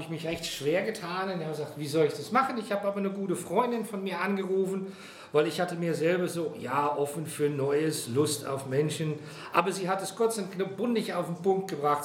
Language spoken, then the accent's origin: German; Netherlands; now in Frankfurt, Germany; Geboren bin ich in Kloster Sander, das ist ein kleines Örtchen in den Niederlanden, direkt an der Küste. Also ich bin also ein echtes Küstenkind